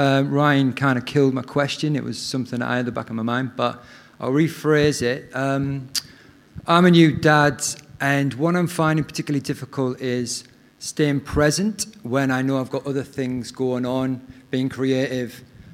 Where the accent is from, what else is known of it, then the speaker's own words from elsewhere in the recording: Middlesbrough, North East England, United Kingdom; now in New Zealand; I'm from Middlesbrough in the UK.